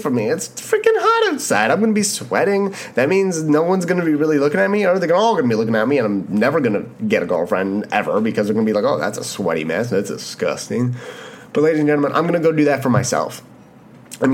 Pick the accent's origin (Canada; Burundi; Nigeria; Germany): Canada; being Canadian